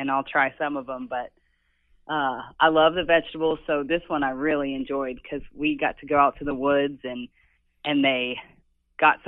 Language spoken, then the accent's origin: English; Tennessee, United States; that's my home state.